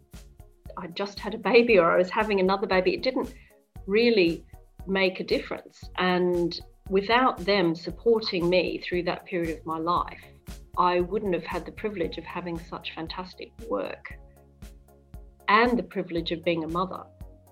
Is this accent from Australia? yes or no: yes; Brisbane, Queensland, Australia; moved away as an adult; now in London, United Kingdom; I grew up in Brisbane in Queensland, Australia